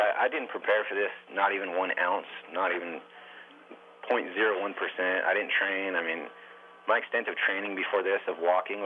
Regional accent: California, United States; I'm from California

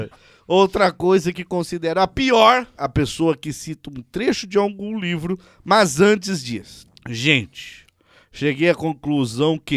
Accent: Pirassununga, São Paulo, Brazil; born there; now in Goioerê, Brazil; nasci em Pirassununga, interior de São Paulo, mas hoje em dia trabalho e estudo em Goiorê, Paraná.

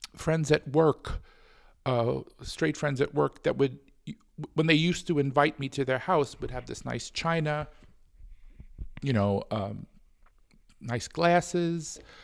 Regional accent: New York City, New York, United States; I was born in New York City in Brooklyn, actually, um, in the early sixties

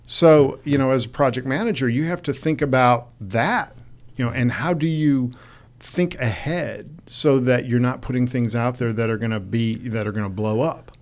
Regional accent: Detroit, Michigan, United States; moved away; Detroit, my hometown

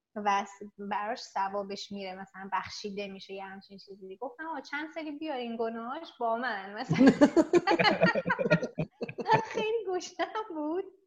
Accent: Iran; moved away as an adult; now in South Korea

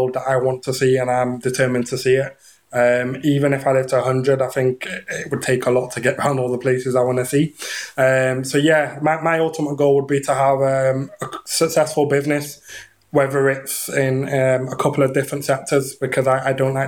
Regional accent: England, United Kingdom; moved away; I'm from England originally, so it was year 10, so I'd have been 15

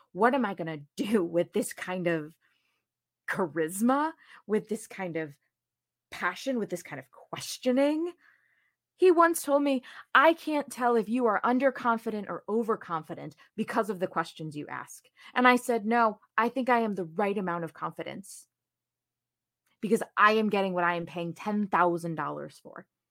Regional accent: New Jersey, United States; moved away as an adult; also born or lived in Saint Louis; now in Chicago, United States; I grew up in New Jersey

